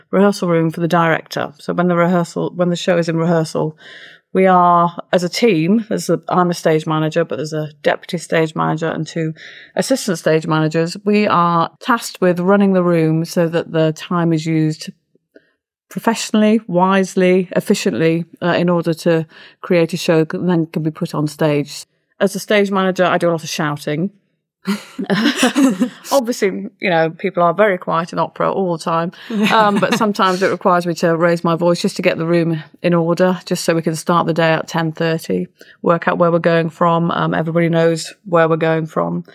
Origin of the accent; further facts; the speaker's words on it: Ilkley, Yorkshire and the Humber, United Kingdom; moved away as an adult; also born or lived in London; Ilkley Playhouse, which is where I grew up in Ilkley.